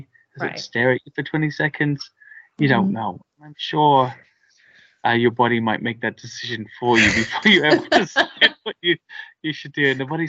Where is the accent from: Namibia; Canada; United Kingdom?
United Kingdom; because I'm British and I don't have a gun here.